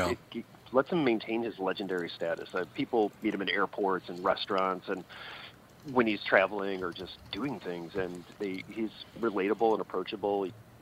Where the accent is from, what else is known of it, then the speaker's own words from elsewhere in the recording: St. Louis, Missouri, United States; moved away as an adult; also born or lived in San Francisco, California; now in Raleigh, United States; I grew up in St. Louis. I lived in San Francisco for a while, met my wife out there, started a family. And then it got too expensive when we moved to North Carolina.